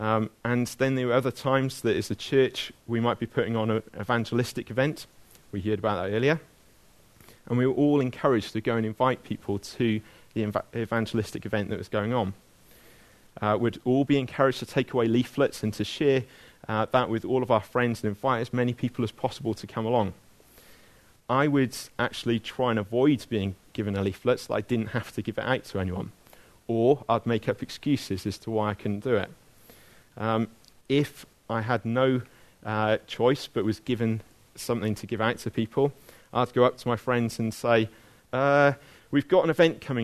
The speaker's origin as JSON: {"language": "English", "town": "Abergavenny", "region": "Wales", "country": "United Kingdom", "tie": "born or raised there", "said": "when I was growing up in Abergavenny"}